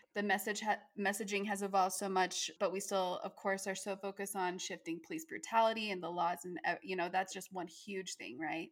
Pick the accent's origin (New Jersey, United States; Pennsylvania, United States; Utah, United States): Utah, United States; I'm from Utah and it's a predominantly Mormon state as well